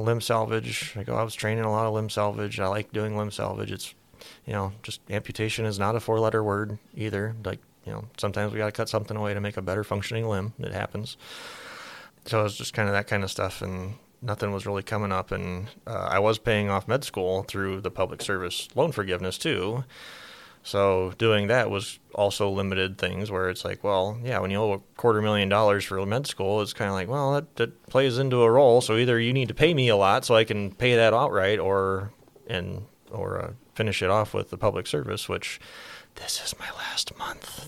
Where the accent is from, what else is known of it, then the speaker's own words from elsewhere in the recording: Laurens, Iowa, United States; also born or lived in Baltimore, Maryland / Washington, D.C.; I am originally from Lorenz, Iowa, so go north on seventy-one, about a hundred miles.